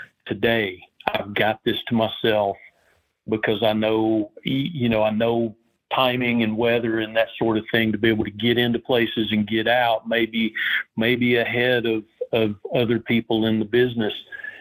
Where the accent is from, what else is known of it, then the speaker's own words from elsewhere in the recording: Tennessee, United States; also born or lived in Western North Carolina, United States; growing up in Southern Appalachia and East Tennessee and Western North Carolina and those mountains.